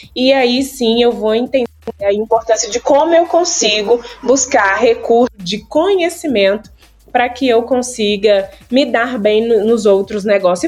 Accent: Mariana, Minas Gerais, Brazil; now in Belo Horizonte, Brazil; eu sou da Cidade Mariana

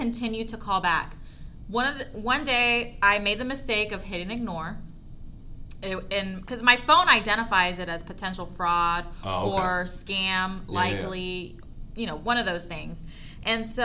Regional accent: Texas, United States; I was born in Texas

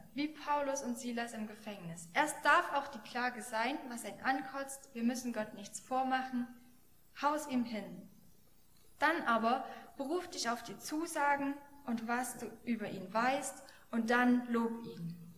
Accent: Germany; als Deutsche

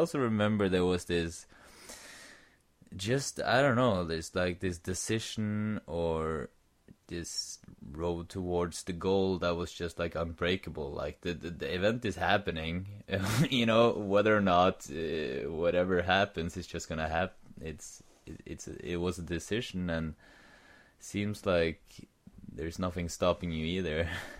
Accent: Sandefjord, Vestfold, Norway; I'm in my hometown, Sandefjord

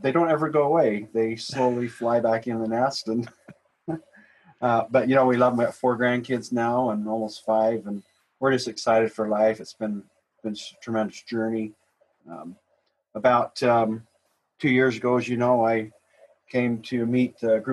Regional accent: Midvale, Utah, United States; also born or lived in Santa Cruz, Utah; I was raised in Midvale, South Salt Lake.

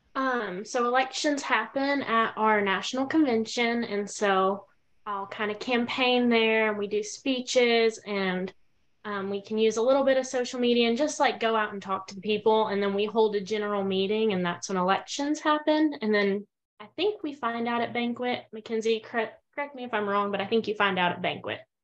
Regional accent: Denton, Texas, United States; I'm originally from Denton, Texas, and I'm currently attending school at Texas A&M University

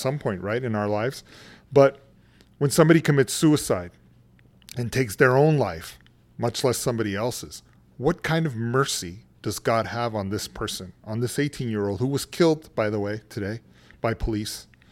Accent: San Antonio, Texas, United States; moved away as an adult; also born or lived in California; I'm originally from San Antonio, Texas

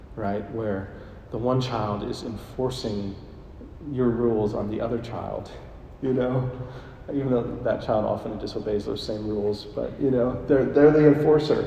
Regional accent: Buffalo Center, Iowa, United States; moved away; my hometown, Buffalo Center, Iowa, 850 people

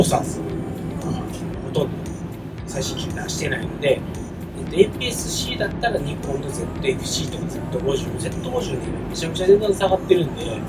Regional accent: Kansai, Japan; 地元関西なんですけど

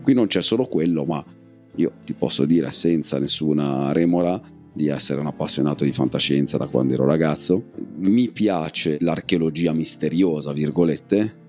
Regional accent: province of Savona, Liguria, Italy; Piana Crixia, dalle mie parti, perlomeno da un punto di vista di provincia

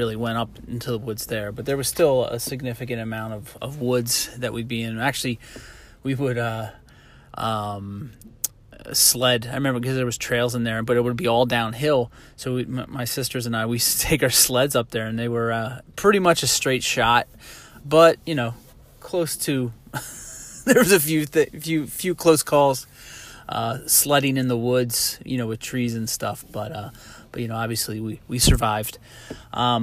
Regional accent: Harrisburg, Pennsylvania, United States; I grew up in Harrisburg, PA, central Pennsylvania

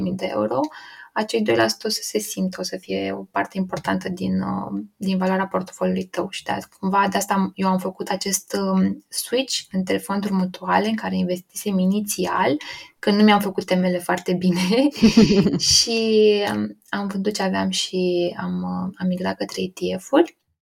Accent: Romania; nici nu prea aveam noi ca și români acces la foarte mulți brokeri

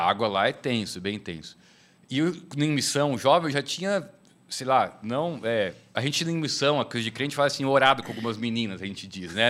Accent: São Paulo, Brazil; moved away as an adult; also born or lived in Betânia, Pernambuco; now in Sertão, Brazil; Eu sou de São Paulo, nasci, me criei, mas moro no, no sertão quase 10 anos.

